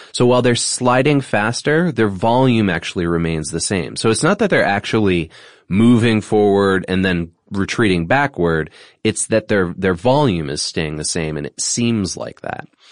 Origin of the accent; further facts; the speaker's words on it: New England, United States; my experience growing up in New England